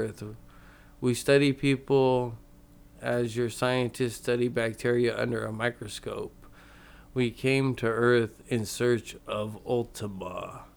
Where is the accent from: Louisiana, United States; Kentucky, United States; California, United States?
California, United States; Stockton; I was born and raised in Stockton